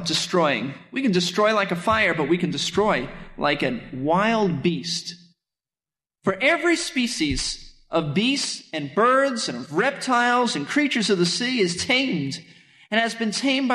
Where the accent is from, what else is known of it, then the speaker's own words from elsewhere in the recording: New York City, New York, United States; I grew up in Brooklyn, New York